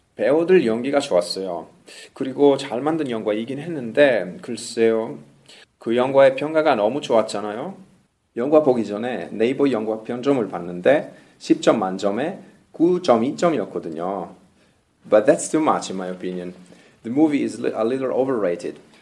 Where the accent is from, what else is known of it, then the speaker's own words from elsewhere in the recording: Italy; Korean is a second language; 저는 로맨틱한 이탈리아 남자니까요